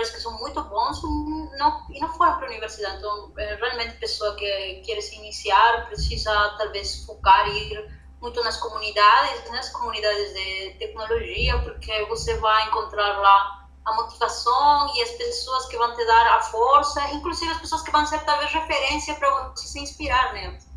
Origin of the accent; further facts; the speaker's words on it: Peru; Portuguese is a second language; moved away as an adult; now in Brazil; eu me formei no meu país, né? Eu sou do Peru.